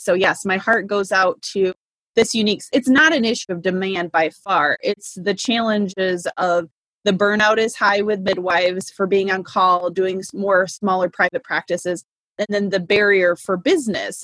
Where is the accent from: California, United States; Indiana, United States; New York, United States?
Indiana, United States; moved away; also born or lived in Alaska / Michigan / Massachusetts; Indiana, my home state